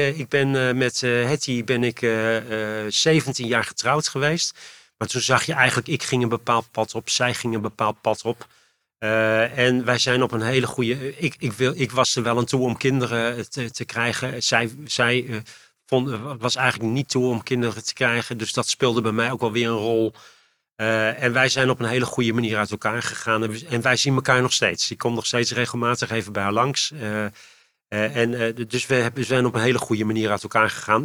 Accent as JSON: {"language": "Dutch", "region": "Utrecht", "country": "Netherlands", "tie": "born or raised there", "lives_now": "Leusden, Netherlands", "said": "in Utrecht ben ik geboren getogen op het Luie End."}